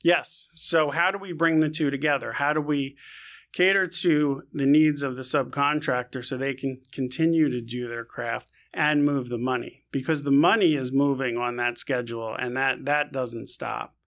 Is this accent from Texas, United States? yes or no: no; New York City, New York, United States; born and raised in new york